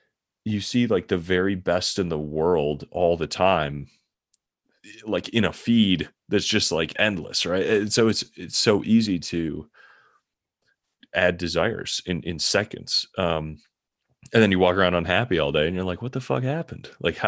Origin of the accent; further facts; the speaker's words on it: Midwest, United States; also born or lived in San Francisco; Mostly like we were moving the company for career things, but I'd been in San Francisco for a few years and I grew up in the Midwest. So I was kind of happy to be, you know, have the context to move back.